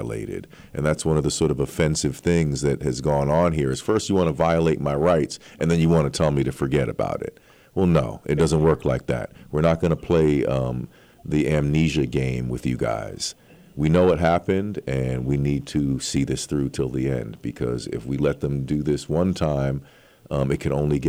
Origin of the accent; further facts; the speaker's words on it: New York City, New York, United States; I am a New Yorker, I was born and raised here.